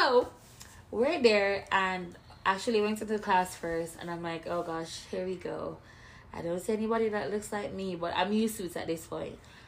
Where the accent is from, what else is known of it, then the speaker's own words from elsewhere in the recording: Jamaica; moved away as an adult; I'm Jamaican. Came here when I was 20.